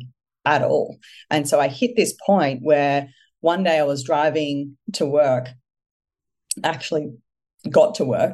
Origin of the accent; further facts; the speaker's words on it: Melbourne, Victoria, Australia; I'm originally from Melbourne